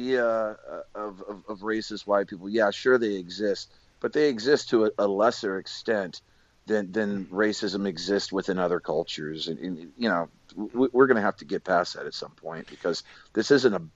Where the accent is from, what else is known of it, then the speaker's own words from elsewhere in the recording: United States; also born or lived in Houston, Texas / San Diego, California; growing up in Houston and San Diego